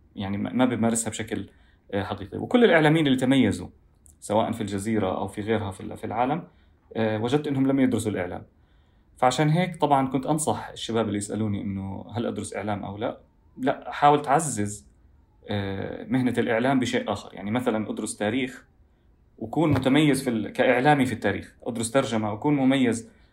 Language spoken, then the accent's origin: Arabic; Doha, Qatar; also born or lived in Gaza (family origin); وولدت وعشت طول حياتي في في الدوحه